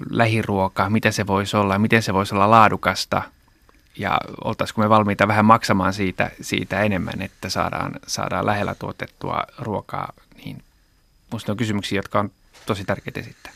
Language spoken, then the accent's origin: Finnish; Japan; now in Finland; mähän itse olen kasvanut Japanissa